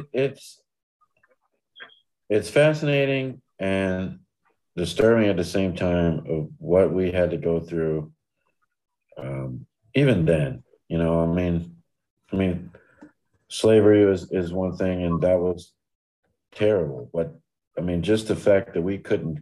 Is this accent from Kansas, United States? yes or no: no; Detroit, Michigan, United States; moved away as an adult; now in West Michigan, United States; I'm from Detroit